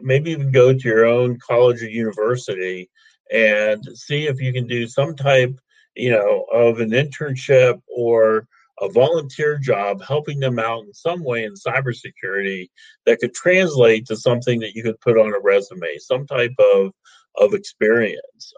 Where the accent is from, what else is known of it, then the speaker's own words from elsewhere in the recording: Ohio, United States; I'm from Ohio, uh, OHIO, as we like to say